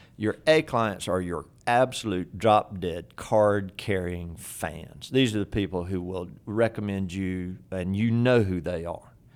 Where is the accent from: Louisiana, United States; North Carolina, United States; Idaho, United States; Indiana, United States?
North Carolina, United States; Fayetteville; my hometown, Fayetteville, North Carolina